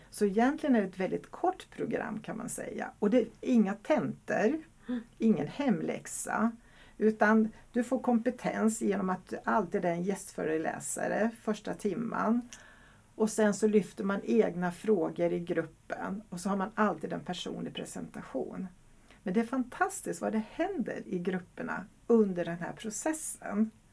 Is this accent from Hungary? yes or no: yes; Hungary; now in Sweden; jag kommer faktiskt från Ungern och så är jag gift med en holländare